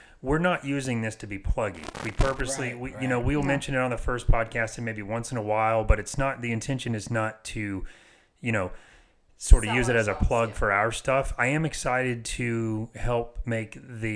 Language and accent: English; Apopka, Florida, United States; I'm from Apopka